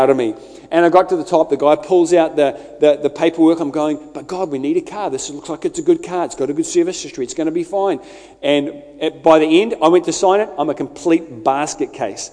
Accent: Scotland, United Kingdom; I'm Scottish

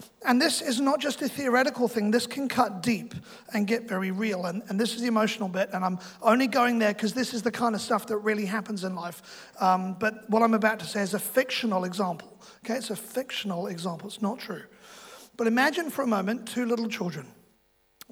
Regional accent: London, United Kingdom; now in New Zealand; I'm from London

